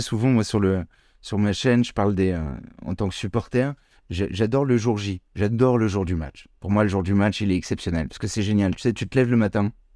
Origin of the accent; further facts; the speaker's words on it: Paris, Île-de-France, France; je suis né à Paris, je vis à Paris.